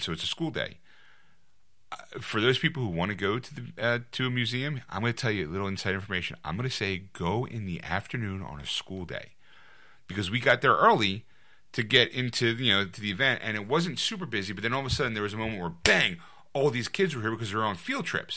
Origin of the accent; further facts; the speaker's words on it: Philadelphia, Pennsylvania, United States; someone from, from Philadelphia